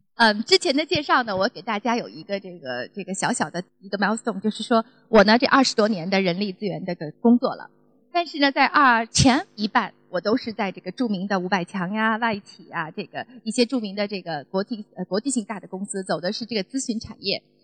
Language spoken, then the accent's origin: Chinese; China; 我们中国人